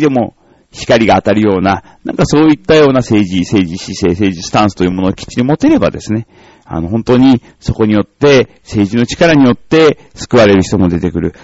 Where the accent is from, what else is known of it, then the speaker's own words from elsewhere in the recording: Nichinan, Miyazaki, Japan; moved away; 小学校も私はその県南の方の、まあ宮崎の 日南市っていうところなんですが、まあそこの小学校出てる